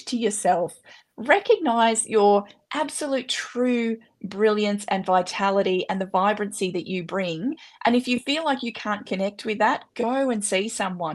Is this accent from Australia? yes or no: yes; Australia; I'm an Aussie and we swear a bit